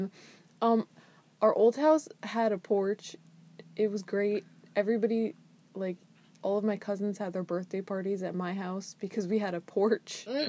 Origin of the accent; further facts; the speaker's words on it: United States; I'm from America